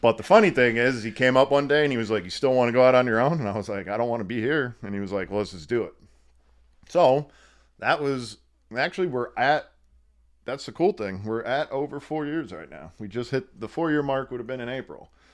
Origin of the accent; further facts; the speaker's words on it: Wilkes-Barre/Scranton area, northeastern Pennsylvania, United States; It's in northeastern Pennsylvania, Wilkes-Barre, Scranton area